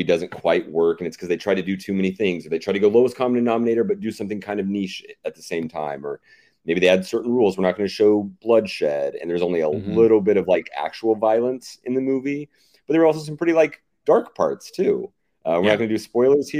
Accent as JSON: {"language": "English", "region": "the Bible Belt", "country": "United States", "tie": "born or raised there", "moved": "yes", "said": "growing up in the Bible Belt"}